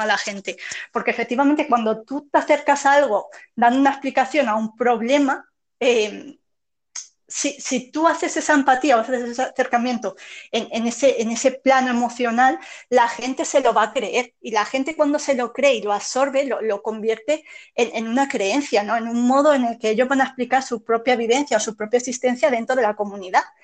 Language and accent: Spanish; Spain; lo que somos como españoles